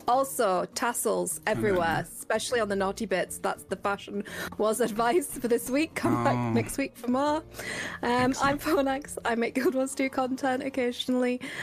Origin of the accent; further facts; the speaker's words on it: United Kingdom; I'm British